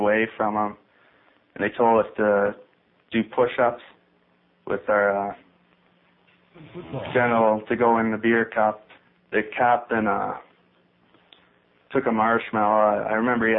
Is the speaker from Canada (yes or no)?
yes; Tilbury, Ontario, Canada; Well, I grew up in Tilbury